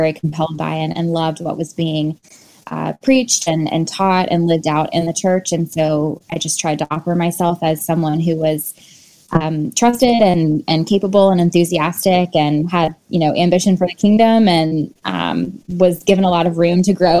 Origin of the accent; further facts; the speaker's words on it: Tallahassee, Florida, United States; Tallahassee is my hometown